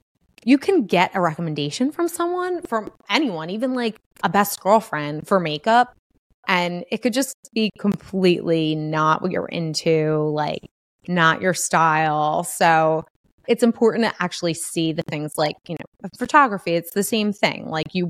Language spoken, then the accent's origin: English; Northeast, United States; we're especially being from the Northeast, like you are very chill.